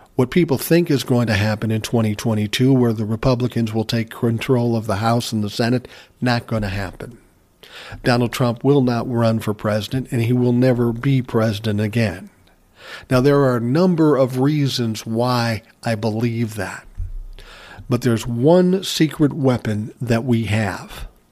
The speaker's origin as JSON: {"language": "English", "town": "Minneapolis", "region": "Minnesota", "country": "United States", "tie": "born or raised there", "said": "I was from Minneapolis."}